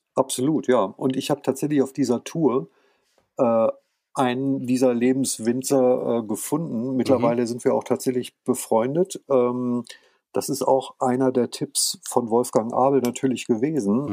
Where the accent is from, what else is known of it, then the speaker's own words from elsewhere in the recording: France; also born or lived in near Hanover, Germany; now in Germany; ich bin ja in Frankreich geboren und da aufgewachsen